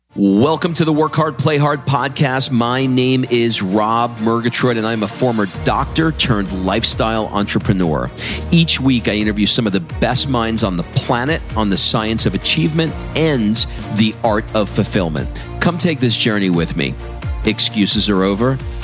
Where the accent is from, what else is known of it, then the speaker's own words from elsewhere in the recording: New York City, New York, United States; I grew up in Queens, New York, in an area just outside of Forest Hills